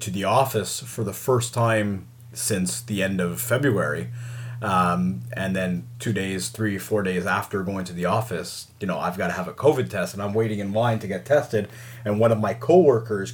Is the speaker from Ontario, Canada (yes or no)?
no; Montreal, Quebec, Canada; moved away; I'm a Montrealer through and through. Even it doesn't matter where I'm living, it's still Montreal, baby.